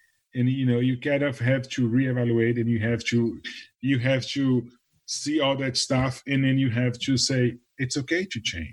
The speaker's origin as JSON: {"language": "English", "country": "Brazil", "tie": "born or raised there", "moved": "as an adult", "lives_now": "Nashville, United States", "said": "I was born in Brazil, I'm originally from Brazil"}